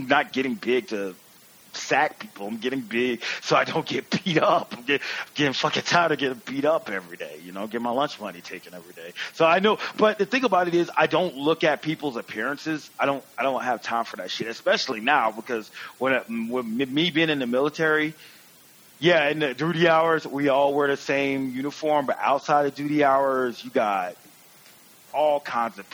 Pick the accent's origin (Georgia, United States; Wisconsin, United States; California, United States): Georgia, United States; I'm from Georgia